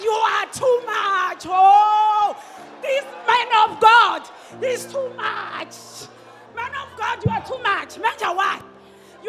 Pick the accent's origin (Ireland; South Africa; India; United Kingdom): South Africa; Limpopo; now in Johannesburg, South Africa; I'm from Limpopo, I'm staying south